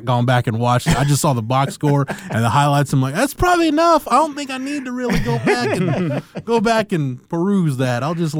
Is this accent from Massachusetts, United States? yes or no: no; Texas, United States; I mean we as far as Texans.